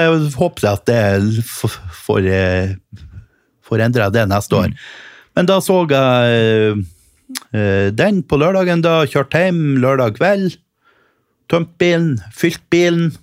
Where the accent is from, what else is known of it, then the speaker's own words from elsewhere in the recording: Helgeland, Nordland, Norway; moved away; var jeg hjemme på Helgeland